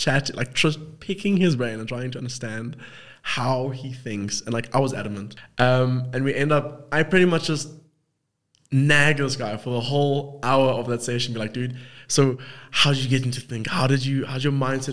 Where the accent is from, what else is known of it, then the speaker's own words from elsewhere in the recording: South Africa; accent: South African; also born or lived in Cape Town; I'm South African and all South African. Got the same accent, kind of.